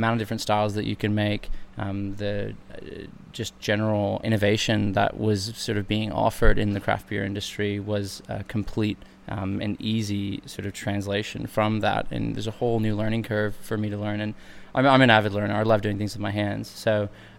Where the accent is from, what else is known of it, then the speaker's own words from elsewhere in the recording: United States; moved away as an adult; now in Sydney, Australia; I'm American, but I studied my undergraduate here in Australia